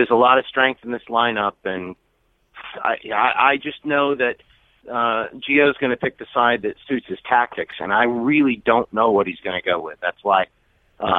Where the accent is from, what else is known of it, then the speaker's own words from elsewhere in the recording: New York City, New York, United States; as a New Yorker